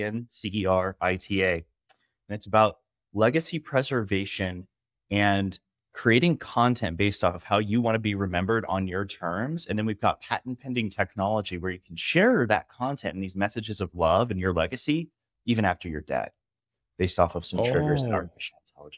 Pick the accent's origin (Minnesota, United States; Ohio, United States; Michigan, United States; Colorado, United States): Colorado, United States; Boulder; I'm from Colorado, grew up in Boulder, ended up joining the military when I was 24